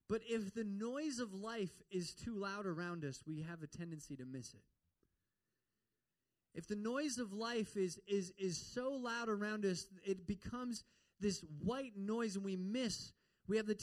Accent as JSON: {"language": "English", "region": "Midwest", "country": "United States", "also_born_or_lived": "Minnesota", "moved": "yes", "said": "I'm from the Midwest"}